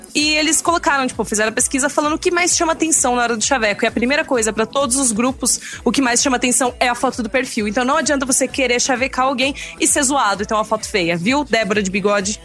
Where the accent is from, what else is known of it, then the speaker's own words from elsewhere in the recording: Piracicaba, São Paulo, Brazil; Eu sou de Piracicaba e todo mundo de Piracicaba usava o Mirk